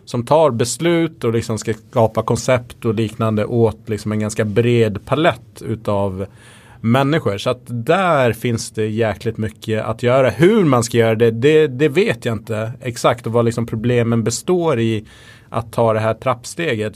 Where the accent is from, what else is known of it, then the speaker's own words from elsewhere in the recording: Gotland, Sweden; moved away; jag växte upp på Gotland där det fanns typ inga invandrare